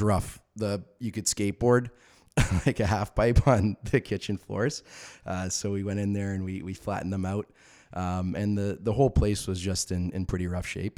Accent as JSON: {"language": "English", "town": "Orangeville", "region": "Ontario", "country": "Canada", "tie": "born or raised there", "said": "I grew up in the Orangeville area"}